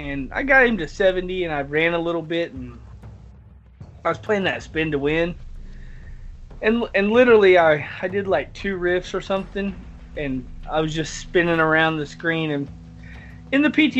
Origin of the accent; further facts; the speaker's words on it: the South, United States; I'm from the South